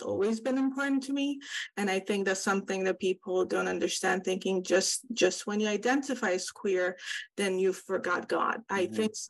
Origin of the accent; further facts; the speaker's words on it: Iran; now in California, United States; I grew up in Iran